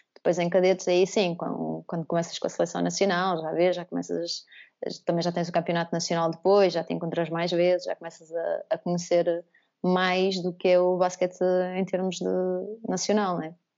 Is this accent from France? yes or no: no; Porto, Norte, Portugal; ser a única a vir do Porto